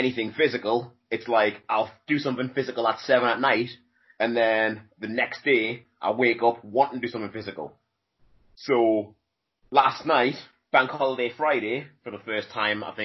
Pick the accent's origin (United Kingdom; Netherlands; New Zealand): United Kingdom; South Shields, North East England; South Shields. Yeah, Newcastle. Shields. That's my hometown where I grew up